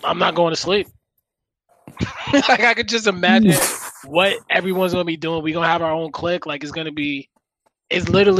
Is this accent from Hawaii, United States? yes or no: no; New York, United States; now in Los Angeles, United States; being a New Yorker, I'm just like, I can't have Boston winning.